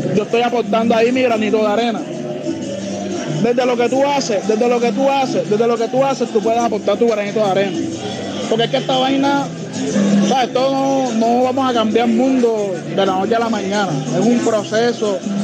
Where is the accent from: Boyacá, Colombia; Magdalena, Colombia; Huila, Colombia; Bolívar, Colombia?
Bolívar, Colombia; Cartagena; yo soy cartagenero, me crié en Olaya, eh, nací en Olaya, en el barrio La Puntilla, un barrio marginal de la ciudad